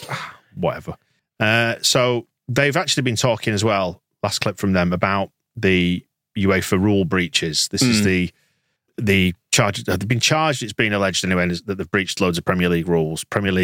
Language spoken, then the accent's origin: English; Yorkshire and the Humber, United Kingdom; I'm a Yorkshireman and I'm tight fisted